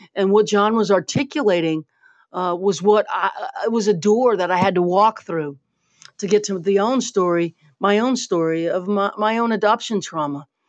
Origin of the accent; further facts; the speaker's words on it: Louisiana, United States; also born or lived in New Orleans; I was born here. I'm from Louisiana